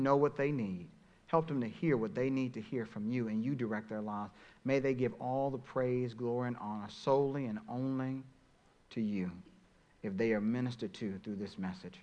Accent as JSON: {"language": "English", "region": "Texas", "country": "United States", "tie": "born or raised there", "moved": "yes", "lives_now": "Pennsylvania, United States", "said": "I grew up in Texas, not here in Pennsylvania"}